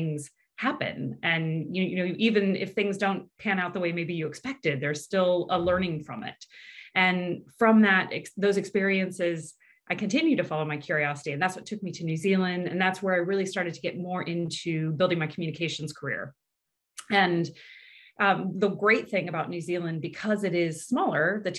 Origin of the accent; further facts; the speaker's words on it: Indiana, United States; moved away; also born or lived in California; I'm from the Midwest in the US. I grew up in a small town in Indiana